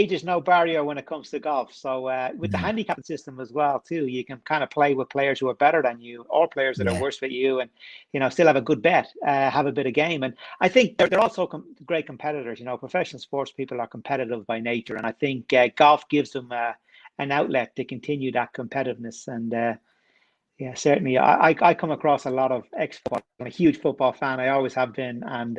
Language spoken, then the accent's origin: English; Dublin, Leinster, Ireland; now in London, United Kingdom; So I live in London now. I've lived here for over 20 years, but I grew up in Dublin. Right in the middle of it.